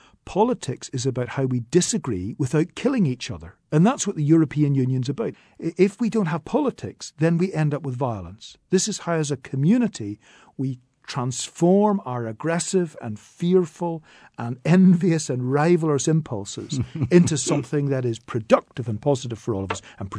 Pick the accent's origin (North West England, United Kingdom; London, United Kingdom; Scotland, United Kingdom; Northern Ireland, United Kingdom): Northern Ireland, United Kingdom; It is for all Irish people, it is for all British people, and I'm both British and Irish.